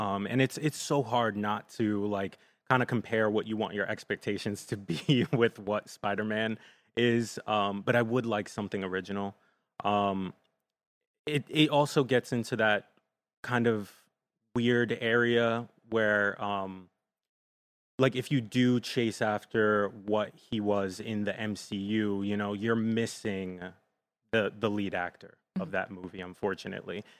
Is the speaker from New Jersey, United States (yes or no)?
yes; Jersey City, New Jersey, United States; I won't say I'm from New York, but I have spent a lot of time there 'cause I grew up in Jersey City